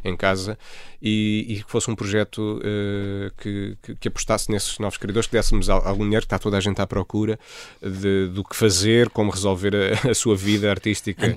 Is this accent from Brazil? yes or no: no; Almada, Lisbon, Portugal; born or raised there; also born or lived in Freudenstadt, Germany; now in Lisbon, Portugal